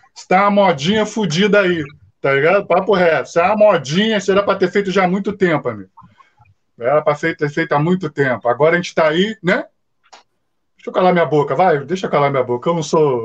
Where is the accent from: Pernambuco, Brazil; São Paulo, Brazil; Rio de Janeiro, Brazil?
Rio de Janeiro, Brazil; eu moro muito perto de São Januário, eu sou cria aqui de São Januário